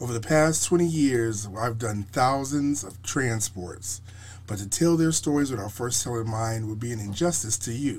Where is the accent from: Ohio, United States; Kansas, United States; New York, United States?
New York, United States; Buffalo; I was raised in Buffalo, New York.